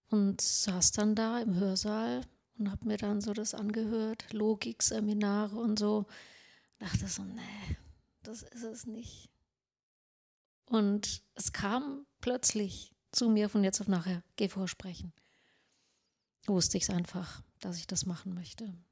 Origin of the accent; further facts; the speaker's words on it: Sweden; German is a second language; Ich so, ich bin Schwedin, also so